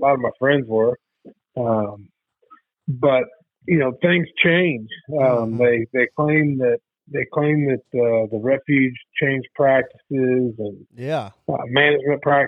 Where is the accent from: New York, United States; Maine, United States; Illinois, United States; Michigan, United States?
Illinois, United States; moved away as an adult; now in Missouri, United States; I grew up in Illinois, duck and goose hunting with my dad and uncles and grandfather